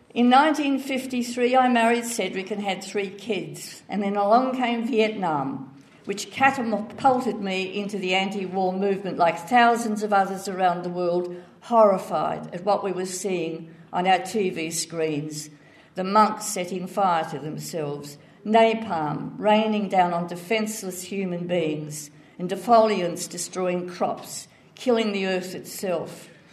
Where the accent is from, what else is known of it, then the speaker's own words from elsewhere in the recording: Melbourne, Victoria, Australia; also born or lived in Ballarat; I was born in Ballarat be- because my father worked in the railways. But we didn't stay long because the winters were too cold, my mother said, so we returned home to Kensington